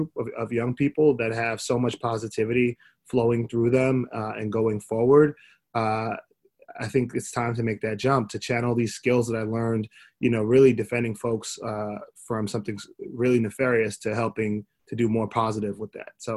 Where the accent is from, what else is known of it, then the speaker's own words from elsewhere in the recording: New York, United States; also born or lived in Miami; growing up in New York, playing basketball at a high level